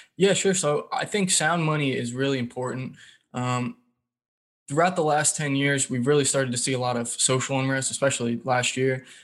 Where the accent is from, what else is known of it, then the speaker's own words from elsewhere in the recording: Raleigh, North Carolina, United States; I grew up in the Raleigh, North Carolina area.